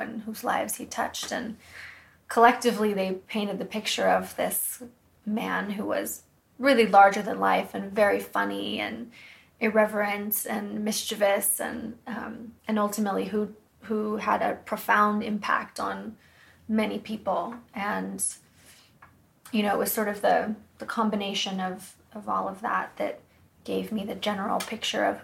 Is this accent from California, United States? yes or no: yes; Woodside, California, United States; I'm from a town called Woodside, which is not far from there.